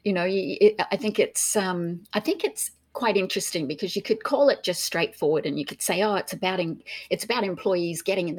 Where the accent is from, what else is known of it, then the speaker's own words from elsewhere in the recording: Australia; accent: Australian; moved away as an adult; also born or lived in United Kingdom; So originally Australian, so British born, a German mum, a British dad, grew up in Australia. And then left in the, when I was in my early 20s